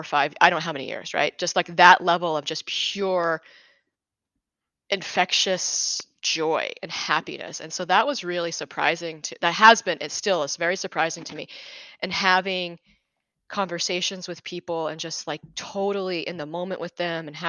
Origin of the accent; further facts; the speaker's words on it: Utah, United States; I lived in Utah. I grew up in Utah, and we lived on a bench of a mountain.